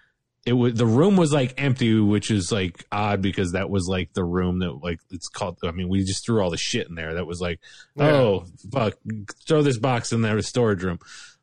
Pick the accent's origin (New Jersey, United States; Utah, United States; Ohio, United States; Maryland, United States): Ohio, United States; Bradner; also born or lived in Fostoria, Ohio; So I was raised in Bradnor, Ohio.